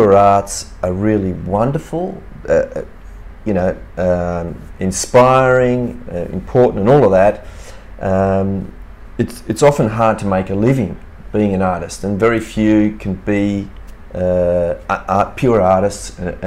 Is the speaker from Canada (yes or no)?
no; Cooma, New South Wales, Australia; also born or lived in Milan, Italy; my parents are Italian and they migrated to Australia in the 50s. I was born here in Cooma in the Snowy Mountains